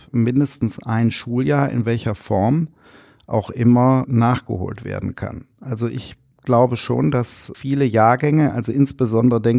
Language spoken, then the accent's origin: German; Rhineland, Germany; aber ich, im Herzen bin ich Rheinländer.